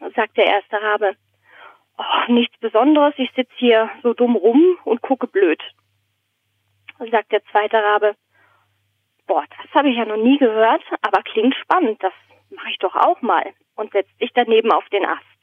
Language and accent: German; Southern Germany, Germany; moved away as an adult; also born or lived in Berlin; now in Basel, Switzerland; in Süddeutschland aufgewachsen